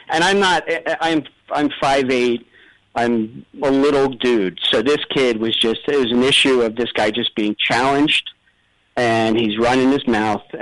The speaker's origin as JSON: {"language": "English", "country": "United States", "said": "And I said, Listen, you dummy, I'm American."}